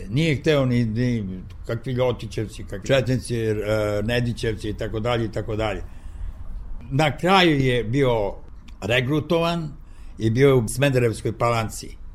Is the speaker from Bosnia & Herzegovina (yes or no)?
no; Niš, Nišava District, Serbia; born or raised there; moved away